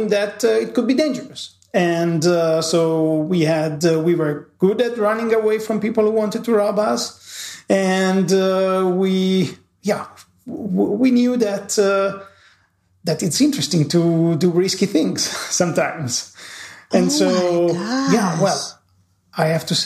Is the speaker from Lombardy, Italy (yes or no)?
yes; Milan, Lombardy, Italy; first language Italian; English is a second language; as you hear from my accent, I am from Italy. I was born in Milan